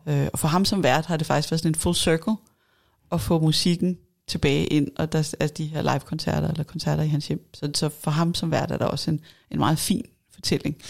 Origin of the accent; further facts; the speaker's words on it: Denmark; vi måske også som danskere